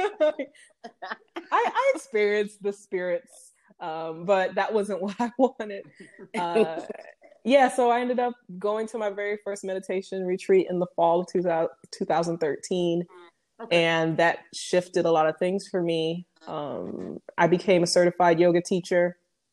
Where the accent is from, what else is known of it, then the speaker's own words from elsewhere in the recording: Detroit, Michigan, United States; also born or lived in Flint, Michigan; growing up in Detroit